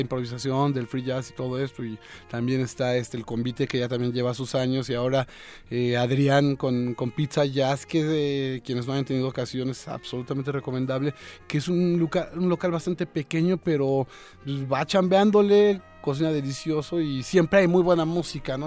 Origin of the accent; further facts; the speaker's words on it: Mexico City, Mexico; Yo soy un chilangazo